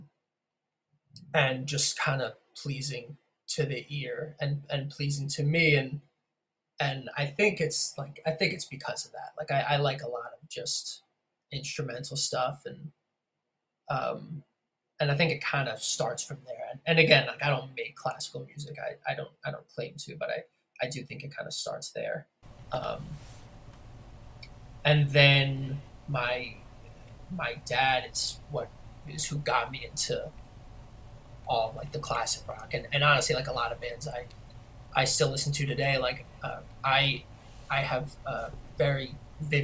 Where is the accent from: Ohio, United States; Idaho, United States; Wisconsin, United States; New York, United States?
New York, United States; Harrison; also born or lived in Brooklyn / Queens; I was born and raised in New York. I was born in the city, but then moved out to the suburbs. Specifically, a town called Harrison in Westchester, New York.